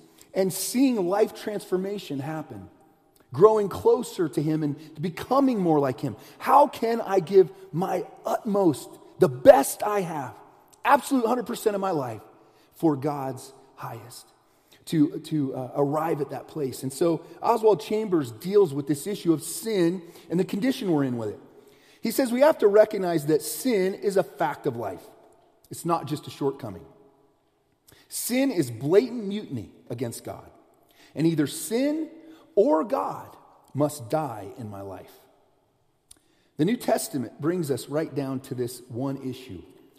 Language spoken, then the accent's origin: English; United States; also born or lived in Southeast US / Midwest US / Western US; When people ask me where I'm from, I say I'm from the United States. That's where I'm from. I've lived in a lot of it, different areas. I've lived in the Southeast.